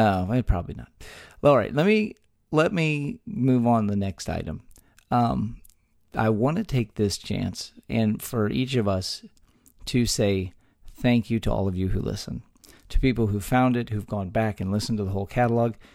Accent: Texas, United States; born or raised there

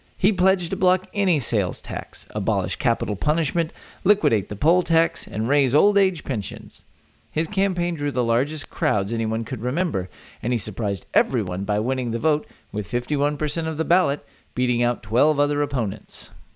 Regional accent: Texas, United States; born or raised there

